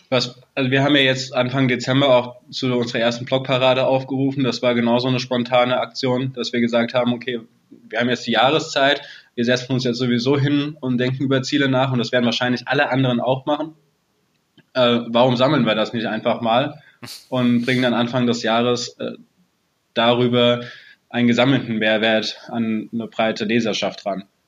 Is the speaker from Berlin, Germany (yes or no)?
no; near Frankfurt, Hesse, Germany; ich bin in der Nähe von Frankfurt geboren mhm. und lebe seitdem auch hier